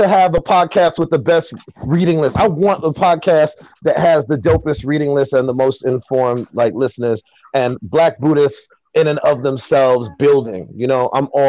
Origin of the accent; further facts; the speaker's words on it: New York City, New York, United States; also born or lived in Jamaica (ancestry); I'm the first generation here to be born as an American, but I identify way more with my Jamaican roots